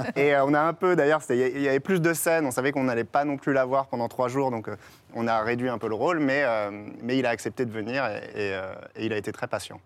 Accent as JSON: {"language": "French", "town": "Strasbourg", "region": "Grand Est", "country": "France", "tie": "born or raised there", "said": "j'ai grandi à Strasbourg, donc pas loin du, siège"}